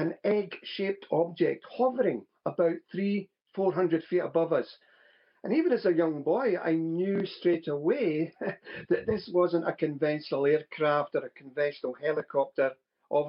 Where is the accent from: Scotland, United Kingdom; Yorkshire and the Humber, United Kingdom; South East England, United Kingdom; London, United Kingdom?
Scotland, United Kingdom; Ever since I was a small boy growing up in Scotland